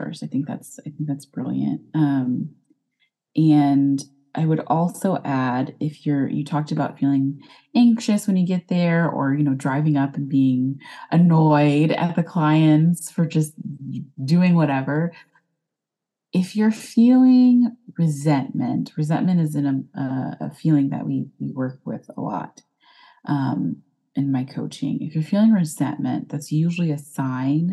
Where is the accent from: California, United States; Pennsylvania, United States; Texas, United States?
Texas, United States; accent: Texas; I'm here in Texas, if you couldn't tell by my accent